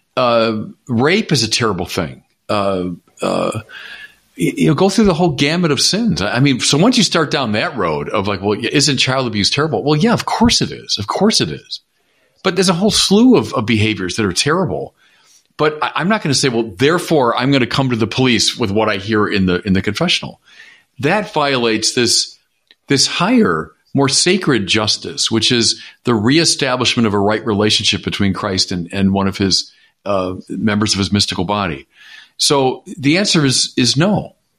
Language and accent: English; United States; I'm also going to speak as an American